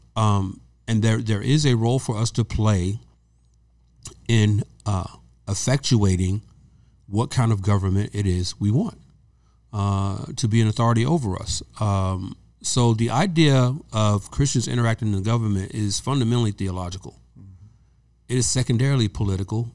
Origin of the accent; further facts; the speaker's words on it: the South, United States; also born or lived in Georgia; now in California, United States; I'm from the South.